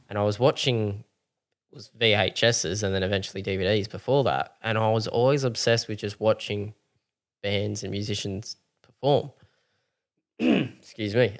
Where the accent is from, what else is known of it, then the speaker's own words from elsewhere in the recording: Mount Gambier, South Australia, Australia; growing up in Mount Gambier